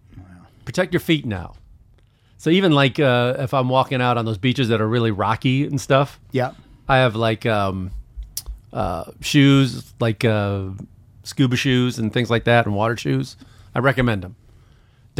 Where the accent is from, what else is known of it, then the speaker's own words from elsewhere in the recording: Midwest, United States; moved away; I grew up in the Midwest. I grew up around a lot of people who had never been to the ocean, never saw it.